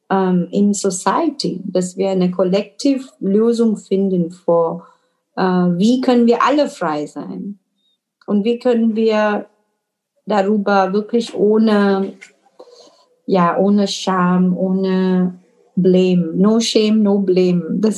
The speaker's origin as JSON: {"language": "German", "country": "India", "also_born_or_lived": "Middle East", "second_language": "German", "moved": "yes", "said": "bin ich hier seit neun Jahren, äh, unterrichte Yoga, bin Inderin und habe auch die Erfahrung im Leben, weil ich auch im Mittelosten gelebt habe, in Indien gelebt habe"}